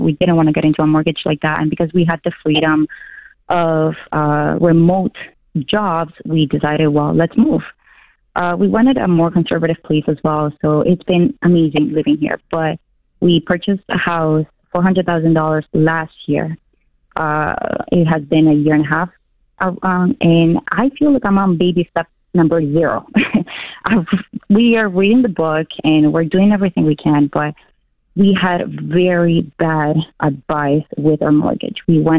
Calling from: Toronto, Ontario, Canada; moved away as an adult; I actually moved with my family and my two babies, 3 and 4, from Toronto

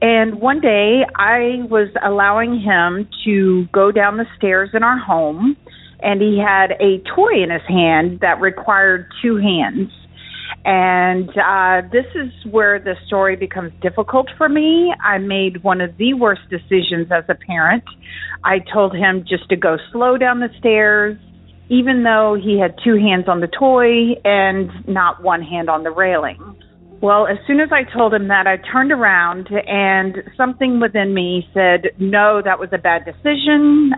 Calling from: Charleston, South Carolina, United States; I'm calling from Charleston, South Carolina.

